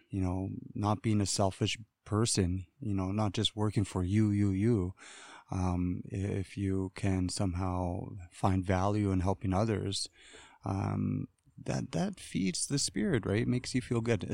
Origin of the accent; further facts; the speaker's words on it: Wrigley, Northwest Territories, Canada; I hail from Pitsaki First Nations, which is Wrigley. Um, it's, uh, the Highway one. It's the end of the all-season road. And, um, that's where I'm from